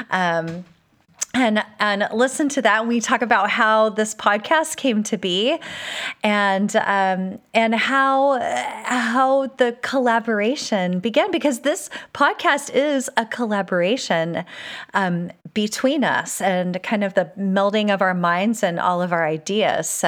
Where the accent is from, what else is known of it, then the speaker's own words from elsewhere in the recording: California, United States; also born or lived in Malaysia / Utah / Virginia; now in Texas, United States; that my life has been shaped by all of the places that I've lived, including growing up in California, uh, a little uh, two years in Malaysia, Utah, Virginia, and now Texas.